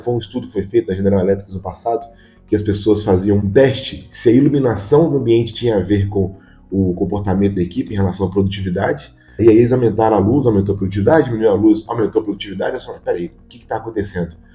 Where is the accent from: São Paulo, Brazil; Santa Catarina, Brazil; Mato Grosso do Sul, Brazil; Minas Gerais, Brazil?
Minas Gerais, Brazil; Eu que sou mineiro